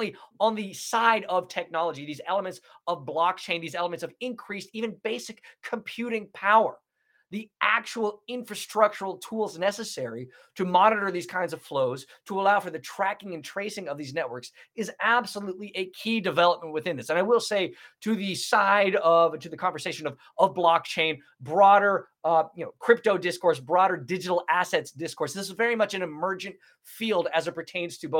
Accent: United States; also born or lived in Kazakhstan; speaking as an American

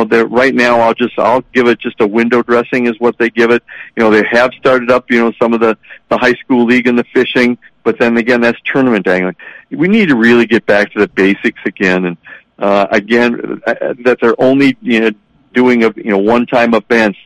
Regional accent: Milaca, Minnesota, United States; also born or lived in Ely, Minnesota; as a kid growing up in Malacca

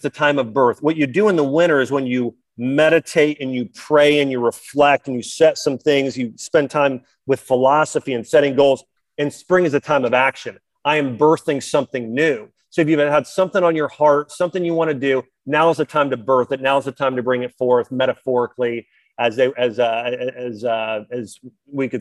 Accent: Ohio, United States; moved away; I'm from Ohio originally

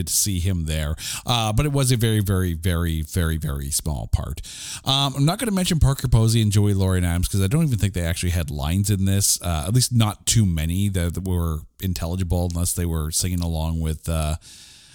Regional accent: Canada; Because I am Canadian

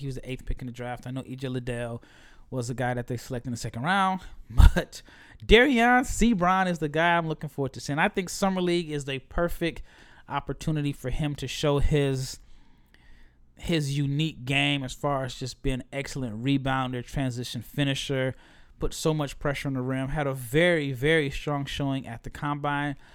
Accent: Nebraska, United States; I'm a from Nebraska, big red guy

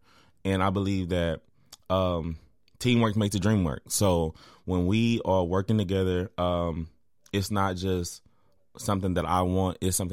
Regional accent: Waco, Texas, United States; I went to Waco ISD schools, went inner city schools, and really growing up as a youth here

